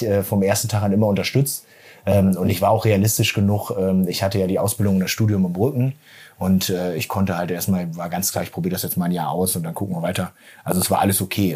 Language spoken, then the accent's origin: German; Lingen, Lower Saxony, Germany; Ja, wir sind in Lingen groß geworden